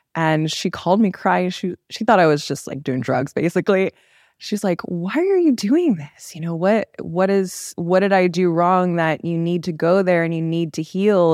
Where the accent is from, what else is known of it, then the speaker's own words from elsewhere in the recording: Los Angeles, California, United States; I was born in L A. I grew up in a very, like, culturally diverse area, but I still feel very Korean